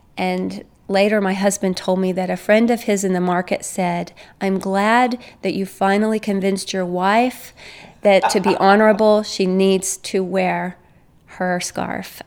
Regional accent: United States; As an American, I'm from an, a guilt innocence worldview

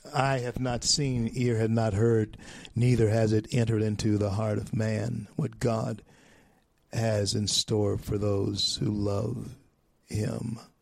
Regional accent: Louisiana, United States; now in Colorado, United States; my home state of Louisiana, even though I'm here in Colorado now

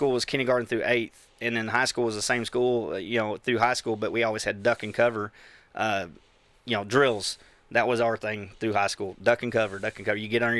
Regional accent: Bakersfield, California, United States; now in Texas, United States; I'm from Bakersfield, California.

